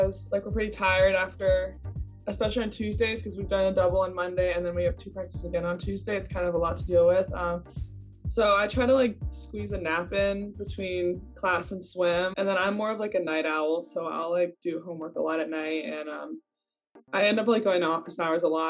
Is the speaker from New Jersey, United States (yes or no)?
no; Nashville, Tennessee, United States; I'm from Nashville, Tennessee